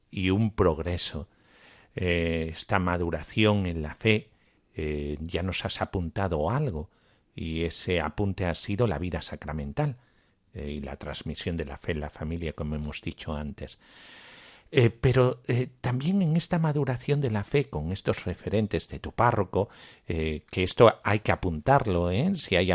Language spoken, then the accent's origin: Spanish; Guatemala; yo soy de Guatemala.